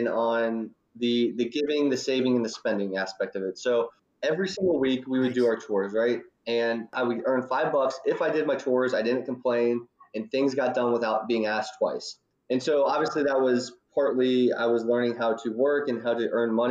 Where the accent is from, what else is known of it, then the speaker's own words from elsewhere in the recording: Northern Kentucky, United States; also born or lived in Louisville, Kentucky; I grew up in Northern Kentucky, and I went down to the University of Louisville for college